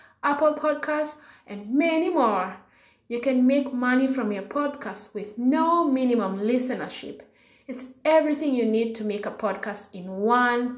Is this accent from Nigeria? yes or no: no; Kenya; moved away as an adult; now in United States; I'm from Kenya